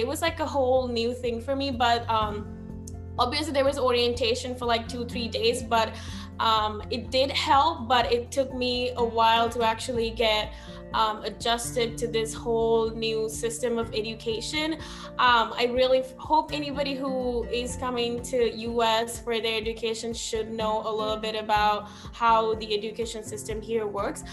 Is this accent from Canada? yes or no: no; Sri Lanka; English is a second language; moved away as an adult; now in United States; I'm from Sri Lanka